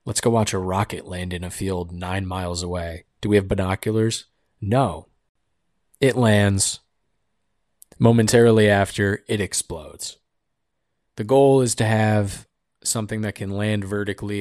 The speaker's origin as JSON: {"language": "English", "country": "United States", "said": "I'm an American"}